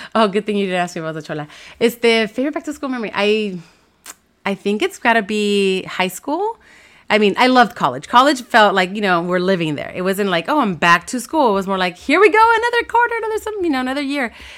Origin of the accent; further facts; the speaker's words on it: Los Angeles, California, United States; I grew up in Watts, so my high school was in Downey